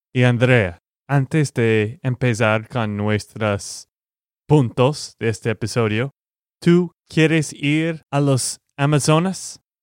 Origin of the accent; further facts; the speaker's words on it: Texas, United States; de Texas, Estados Unidos